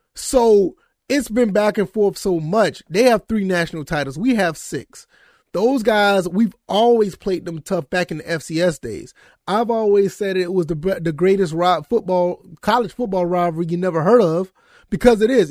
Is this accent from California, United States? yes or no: no; Savannah, Georgia, United States; I was born and raised in Savannah, Georgia